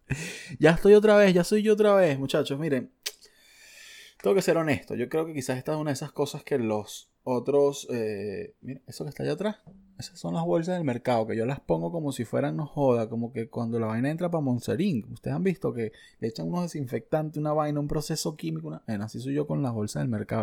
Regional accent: Margarita Island, Nueva Esparta, Venezuela; yo soy un viejo margariteño bastante sencillo

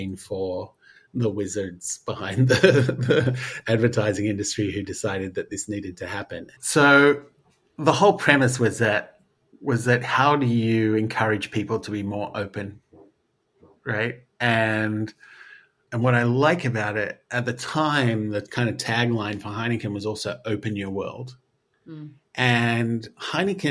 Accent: Australia; I'm Australian

